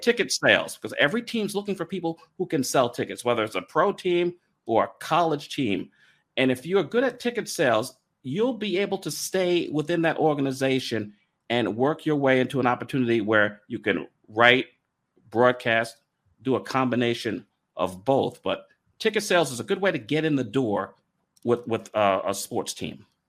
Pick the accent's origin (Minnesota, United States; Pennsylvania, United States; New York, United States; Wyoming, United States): New York, United States; moved away; also born or lived in Raleigh; I grew up in New York, a Yankees fan